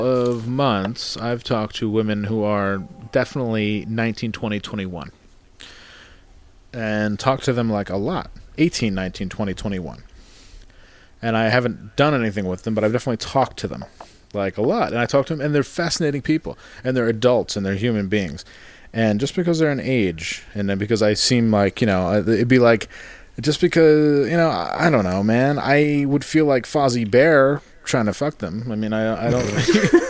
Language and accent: English; Canada; I am fat and I am Canadian, so perfect.